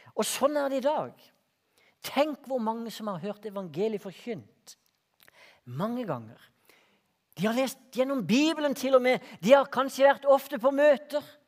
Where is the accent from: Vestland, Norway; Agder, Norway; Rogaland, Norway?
Agder, Norway; Hortemo, Greipstad; Jeg vokste opp ute på Hortmo i Greipstad